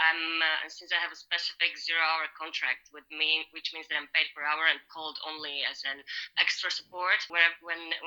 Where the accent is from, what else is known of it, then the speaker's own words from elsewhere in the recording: Slovakia; moved away as an adult; now in Netherlands; I'm originally from Slovakia, but I've been living in the Netherlands for the past 8 years and a half. I came here to study